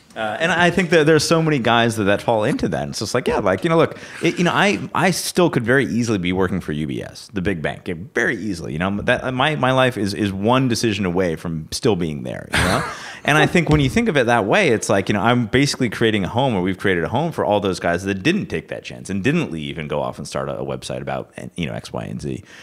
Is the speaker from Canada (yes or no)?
no; Rochester, New York, United States; I'm from Rochester, New York